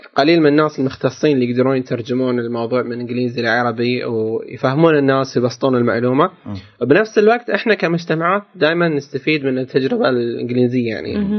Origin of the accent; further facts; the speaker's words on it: Qatar; عندنا في قطر